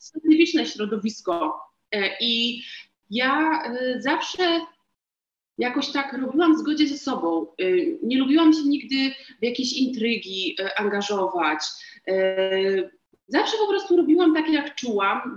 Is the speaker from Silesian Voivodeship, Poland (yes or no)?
yes; Katowice, Silesian Voivodeship, Poland; ja jestem jakąś tam dziewczynką jedną z miliona z Katowic